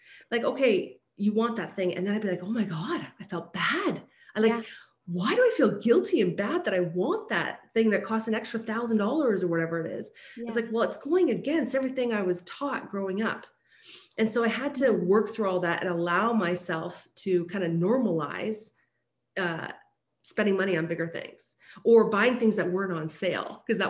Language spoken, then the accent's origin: English; Scotland, United Kingdom; born there; moved away; And I was like, my parents came from Scotland. Yes. I was born in Scotland, came here.